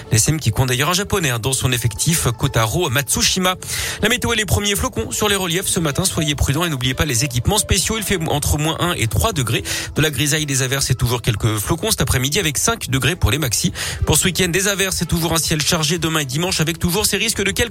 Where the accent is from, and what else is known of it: Auvergne-Rhône-Alpes, France